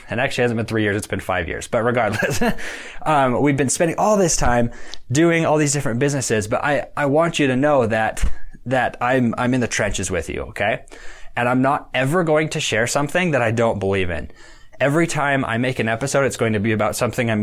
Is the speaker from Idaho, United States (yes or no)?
yes; Idaho, United States; we're from Idaho. We lived in a community of about 60,000 people.